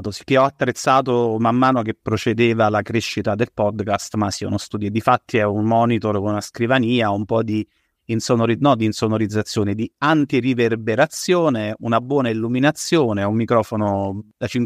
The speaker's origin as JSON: {"language": "Italian", "region": "Aosta Valley", "country": "Italy", "accent": "Valdostan", "said": "sono valdostano"}